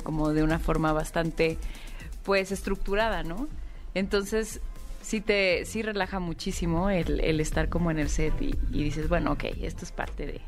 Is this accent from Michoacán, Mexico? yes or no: no; Monterrey, Nuevo León, Mexico; moved away as an adult; yo también soy de Monterrey y no, no había vuelto a trabajar allá. Yo empecé a hacer teatro allá en Monterrey